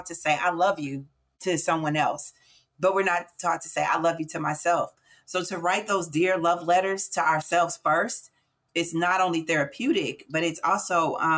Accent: St. Louis, Missouri, United States; I'm born and raised in St. Louis, Missouri.

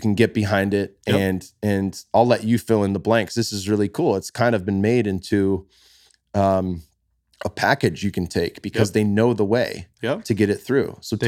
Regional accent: California, United States; I'm from the Bay Area, born and raised.

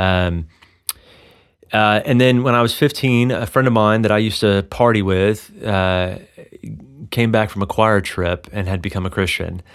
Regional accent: Texas, United States; now in Colorado, United States; I grew up in Texas

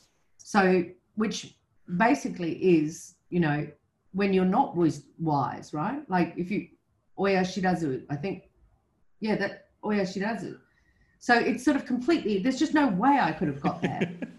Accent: Albany, New York, United States; I'm from Albany. I have a sister and a brother. You know, I'm 17.

